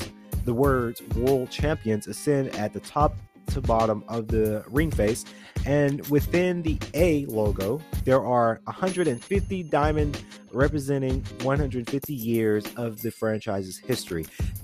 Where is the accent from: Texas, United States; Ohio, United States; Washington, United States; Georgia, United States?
Georgia, United States; Atlanta; because I'm from Atlanta. I'm proud to say, from Atlanta, love Atlanta.